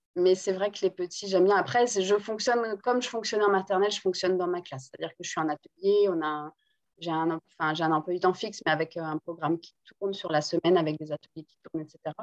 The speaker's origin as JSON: {"language": "French", "country": "Guadeloupe", "tie": "born or raised there", "also_born_or_lived": "France", "first_language": "Guadeloupean Creole", "second_language": "French", "said": "je suis née en Guadeloupe et je parle très bien le créole. C'est entre guillemets, la première langue que j'ai parlé"}